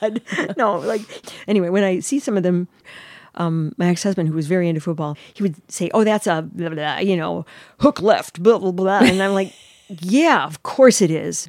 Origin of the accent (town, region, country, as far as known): Chicago, Illinois, United States